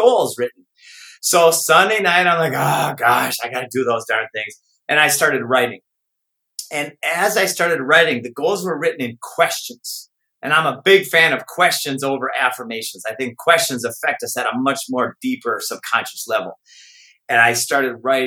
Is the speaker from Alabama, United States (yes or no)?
no; Minnesota, United States; I grew up in Minnesota